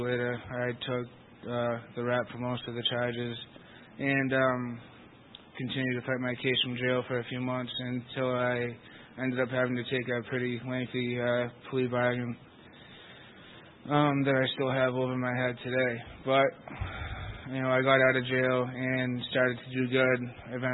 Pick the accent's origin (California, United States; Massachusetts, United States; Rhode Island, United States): Massachusetts, United States; Lowell; I'm from Lowell, Massachusetts